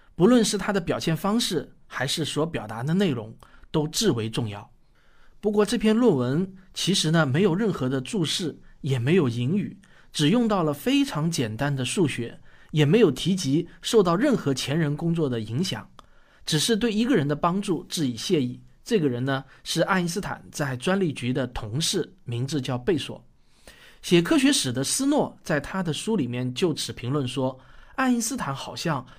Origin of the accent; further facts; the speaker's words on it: China; 我们中国人比较出名的有陈独秀